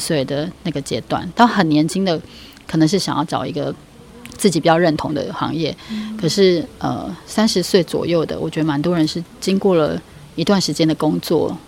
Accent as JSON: {"language": "Chinese", "region": "Taipei", "country": "Taiwan", "tie": "born or raised there", "moved": "as an adult", "lives_now": "Taitung, Taiwan", "said": "我也是台北市长大的，然后到大学以后才离开台，算有机会离开台北"}